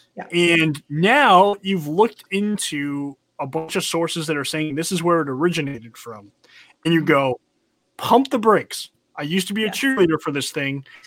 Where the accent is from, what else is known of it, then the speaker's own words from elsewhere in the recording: North Carolina, United States; I grew up in North Carolina. We don't have liberals here